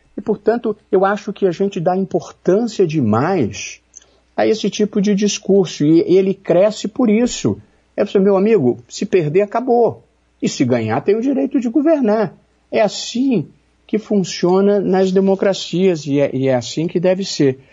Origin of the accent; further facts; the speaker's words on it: Rio de Janeiro, Brazil; no Rio, eu sou do Rio